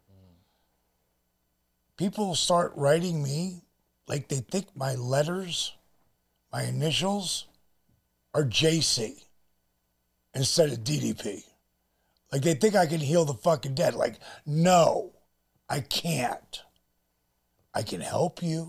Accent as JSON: {"language": "English", "region": "New Jersey", "country": "United States", "tie": "born or raised there", "said": "we're both from Jersey"}